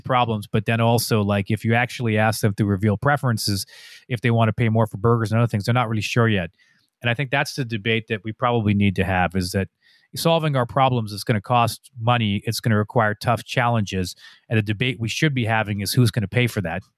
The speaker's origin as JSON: {"language": "English", "country": "Canada", "said": "I'm a Canadian"}